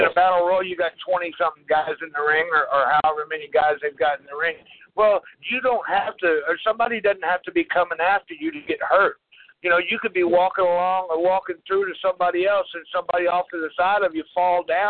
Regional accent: the South, United States; I grew up in the South

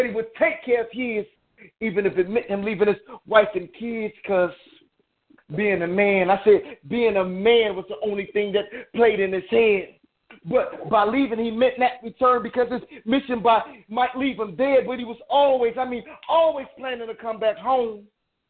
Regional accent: Detroit, Michigan, United States; now in Chicago, United States; I'm actually from Detroit, but I stay out here in Chicago

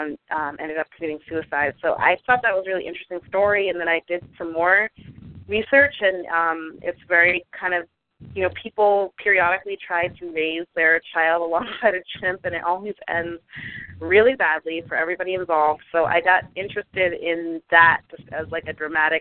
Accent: Boston, Massachusetts, United States; moved away; also born or lived in Brooklyn; I am a Bostonian who no longer lives in Boston and hasn't for a long time

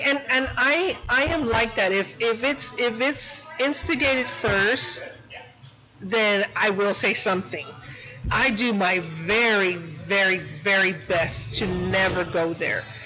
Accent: San Antonio, Texas, United States; I'm from Southtown. I have my studio out there

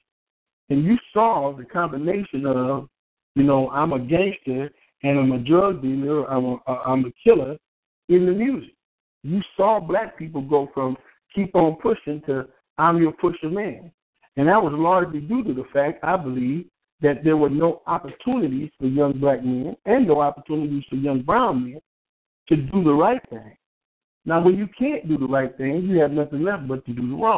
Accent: Compton, California, United States; I was born and raised in Compton

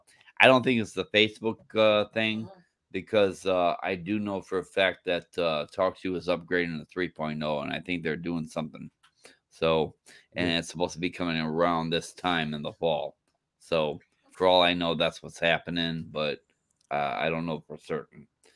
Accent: San Antonio, Texas, United States; San Antonio, Texas.

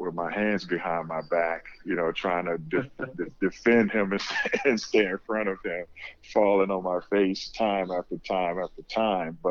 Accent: Oakland, California, United States; moved away as an adult; I'm from Oakland, California

